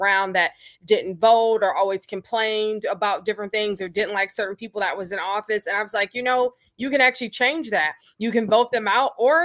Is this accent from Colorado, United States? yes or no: no; Detroit, Michigan, United States; now in Kalamazoo, United States; growing up in Detroit